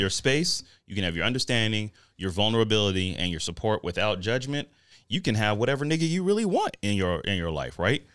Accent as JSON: {"language": "English", "town": "Denver", "region": "Colorado", "country": "United States", "said": "I'm from Denver."}